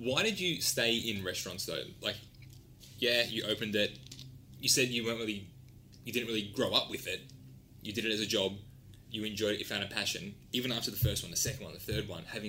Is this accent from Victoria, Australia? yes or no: yes; Epping, Victoria, Australia; I grew up in Epping